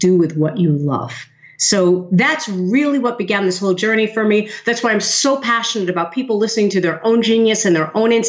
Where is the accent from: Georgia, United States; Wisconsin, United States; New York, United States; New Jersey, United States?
New York, United States; New York City; born or raised there